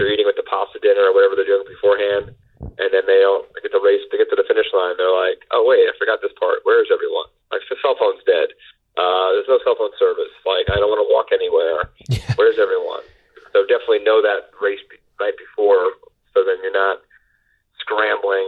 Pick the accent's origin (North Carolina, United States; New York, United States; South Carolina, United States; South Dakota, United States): New York, United States; Long Island; I'm a local, you know, I grew up in Long Island, I went to college in Queens, I lived in the city all my life